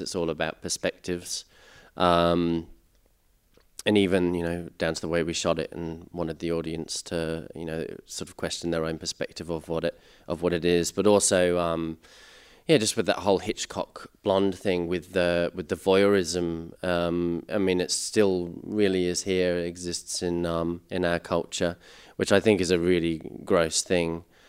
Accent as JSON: {"language": "English", "region": "England", "country": "United Kingdom", "tie": "born or raised there", "moved": "yes", "lives_now": "Australia", "said": "I grew up in England and I came here. I've been living here for eleven years now."}